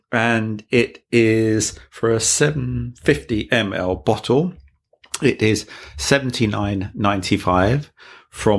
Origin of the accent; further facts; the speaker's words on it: near Walthamstow, East London, United Kingdom; Near to my hometown.